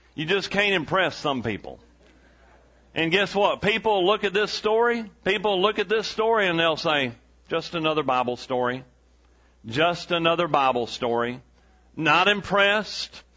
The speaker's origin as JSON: {"language": "English", "region": "East Texas", "country": "United States", "tie": "born or raised there", "said": "we're from East Texas"}